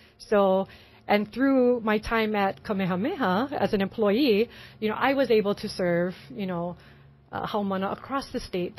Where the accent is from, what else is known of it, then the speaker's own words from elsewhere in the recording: Mililani, Hawaii, United States; also born or lived in Kapalama; Okay, so I grew up in Mililani. Mm. So born and raised, and I now call Kapa'olama home